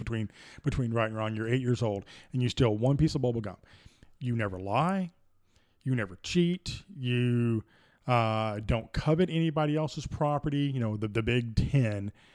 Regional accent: Deep South, United States; growing up in the Deep South

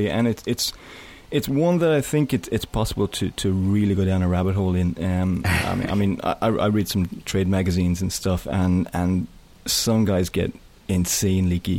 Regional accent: Ireland; I'm Irish

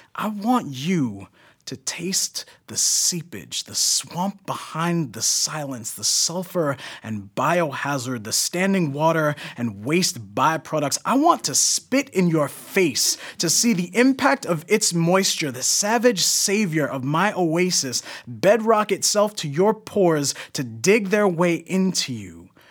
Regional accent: New York, United States; I'm also from New York

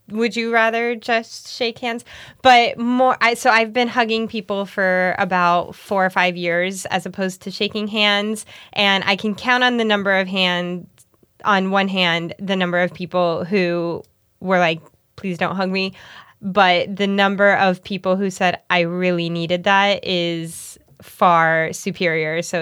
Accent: Miami, Florida, United States; Growing up in Miami?

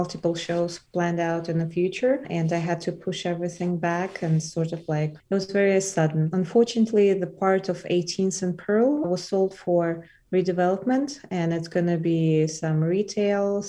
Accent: Elista, Kalmykia, Russia; also born or lived in Moscow, Russia / New York, United States; now in Boulder, United States; I was born in a place called Elista. It's the capital of Kalmyk Republic.

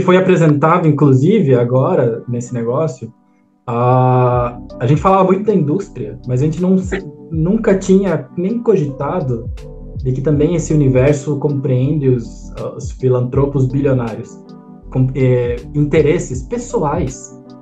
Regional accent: Brazil; como brasileiro, a gente tem uma responsabilidade

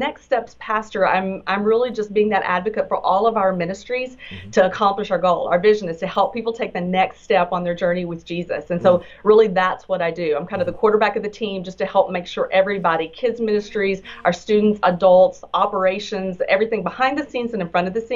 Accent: Texas, United States; So I hope that your viewers will bear with my accent. I am a native Texan.

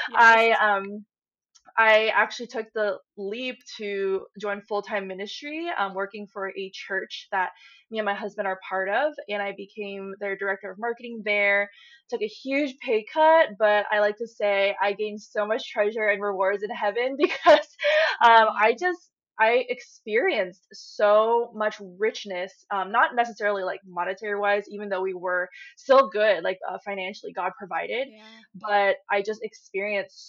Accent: Silicon Valley, San Francisco Bay Area, California, United States; I grew up in the Silicon Valley in the San Francisco Bay Area

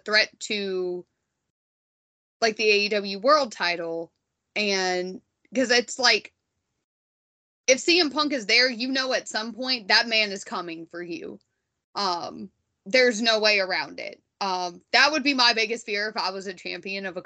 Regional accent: United States; being wildly American

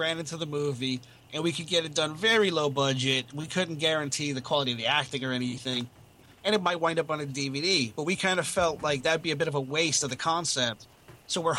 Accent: Florida, United States; now in England; When I came to England, because I'm from Florida originally, and I moved here to be with family

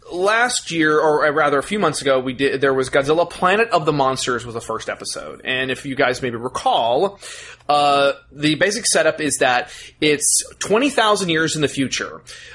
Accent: Texas, United States; We're from Texas.

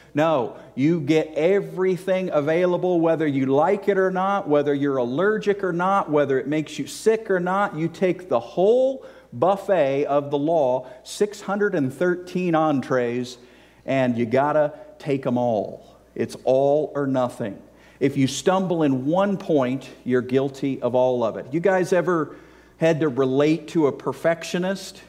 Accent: Virginia, United States; moved away as an adult; also born or lived in South Carolina / Georgia; I grew up in Virginia, which is below, okay, below the Mason-Dixon line

